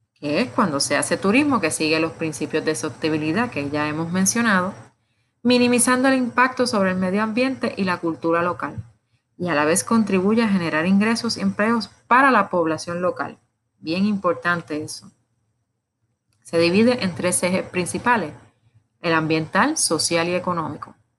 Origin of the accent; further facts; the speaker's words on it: Puerto Rico; como decimos en Puerto Rico